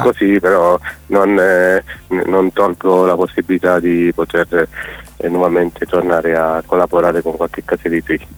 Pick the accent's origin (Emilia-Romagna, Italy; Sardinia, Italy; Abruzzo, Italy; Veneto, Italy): Abruzzo, Italy; Chieti; Io sono di Chieti, in Abruzzo